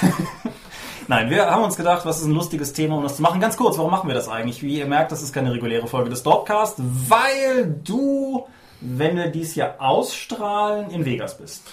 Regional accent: Eifel, North Rhine-Westphalia, Germany; das Eifeldorf, wo ich groß geworden bin

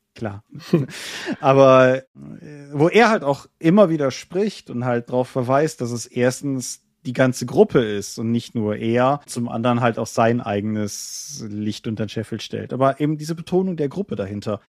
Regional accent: Germany; hier im Schleiner Tal, da, da wo ich groß geworden bin und jetzt wieder wohne

